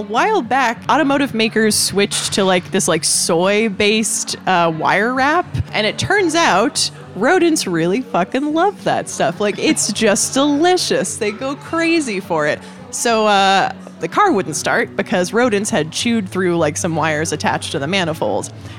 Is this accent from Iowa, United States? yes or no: yes; Perry, Iowa, United States; moved away; I grew up in a very weird town in Iowa, which has colored my relationship with tacos. So there was not a Taco Bell in my hometown.